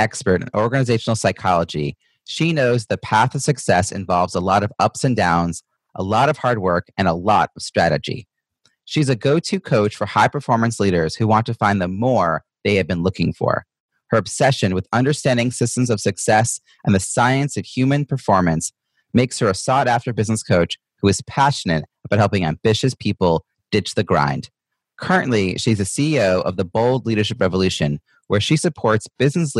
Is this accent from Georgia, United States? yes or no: no; Long Island, New York, United States; I grew up in Long Island, not far from where you are